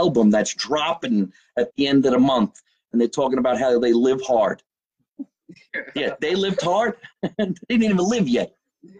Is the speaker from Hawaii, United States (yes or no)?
no; New Jersey, United States; people in New Jersey live very hard. We live